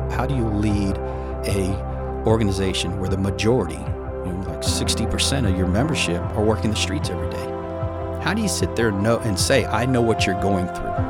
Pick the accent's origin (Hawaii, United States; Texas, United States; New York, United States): Texas, United States; Houston; now in Dallas, United States; I grew up in Houston.